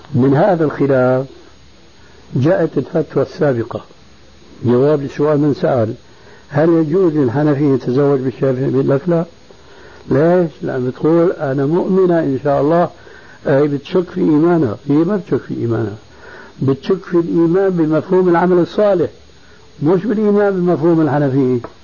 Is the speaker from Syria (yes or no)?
yes; Damascus, Syria; عندنا في دمشق